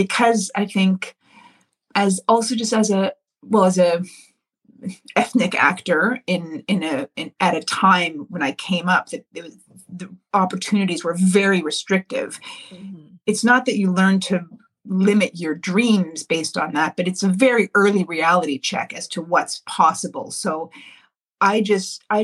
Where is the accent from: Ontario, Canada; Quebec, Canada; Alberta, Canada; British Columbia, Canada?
Ontario, Canada; me and my sisters, we grew up here in Ontario